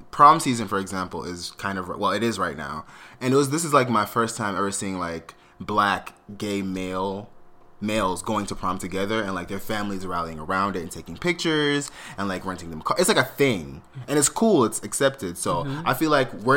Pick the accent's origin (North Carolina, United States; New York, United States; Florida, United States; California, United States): Florida, United States; South; I grew up in South Florida, so for me it was Galaxy Skating Rink